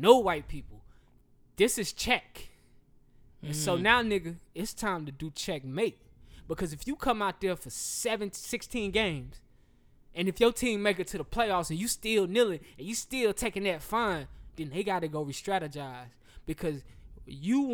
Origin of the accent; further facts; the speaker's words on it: the South, United States; I am from the South.